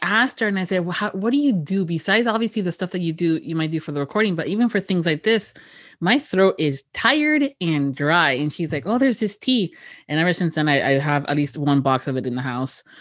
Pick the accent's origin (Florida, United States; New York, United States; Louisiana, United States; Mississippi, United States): Florida, United States; Miami; born and raised in Miami